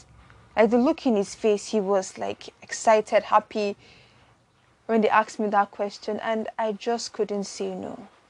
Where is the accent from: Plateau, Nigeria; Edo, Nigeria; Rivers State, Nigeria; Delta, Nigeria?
Edo, Nigeria; Benin City; also born or lived in Lagos; my siblings and I grew to love the Catholic Church because I grew up in Benin before we moved to Lagos.